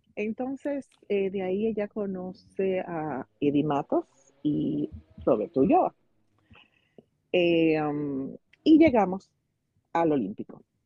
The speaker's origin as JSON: {"language": "Spanish", "town": "Santo Domingo Este", "region": "Distrito Nacional", "country": "Dominican Republic", "tie": "born or raised there", "said": "Yo, nací en Santo Domingo, en el ensancho Sama"}